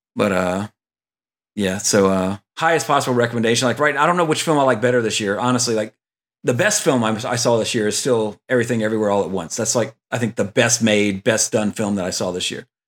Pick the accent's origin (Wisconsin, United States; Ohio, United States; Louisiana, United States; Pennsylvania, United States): Louisiana, United States; growing up in Louisiana with a pond in my yard